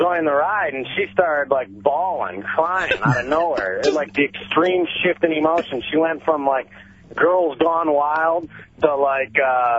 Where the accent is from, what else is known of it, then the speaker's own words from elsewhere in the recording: Michigan, United States; I'm from Michigan